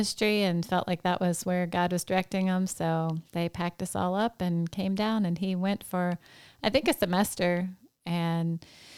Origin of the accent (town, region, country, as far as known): Louisiana, United States; born or raised there; also born or lived in Milwaukee, Wisconsin / Washington